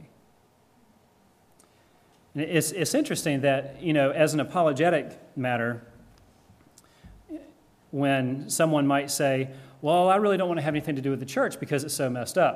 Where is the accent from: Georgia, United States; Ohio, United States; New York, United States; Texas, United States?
Georgia, United States; the Deep South; moved away; I am from Georgia originally in the Deep South